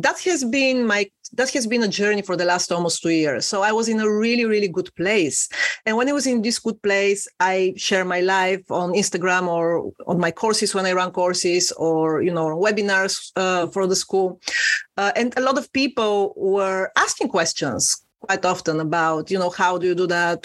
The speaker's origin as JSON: {"language": "English", "country": "Bulgaria", "moved": "as an adult", "lives_now": "London, United Kingdom", "said": "I am originally from Eastern Europe, from a tiny little country called Bulgaria, but I've been living in London for 16 years now"}